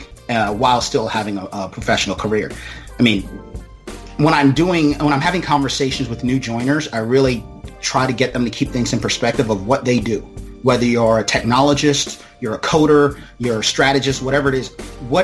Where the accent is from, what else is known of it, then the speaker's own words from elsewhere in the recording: Maryland, United States; also born or lived in Jamaica; I was actually born in Jamaica, but my family came here in the 80s, and I grew up in Maryland and still reside in Maryland